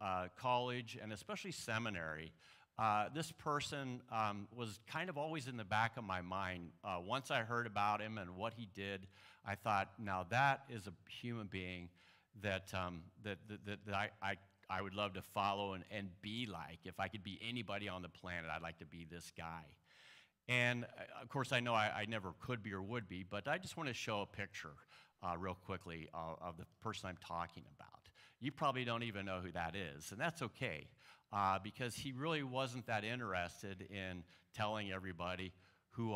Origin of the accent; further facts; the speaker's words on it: Illinois, United States; I'm from Illinois